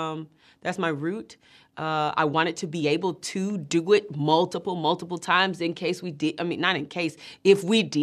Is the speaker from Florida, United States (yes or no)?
no; Atlanta, Georgia, United States; growing up in Atlanta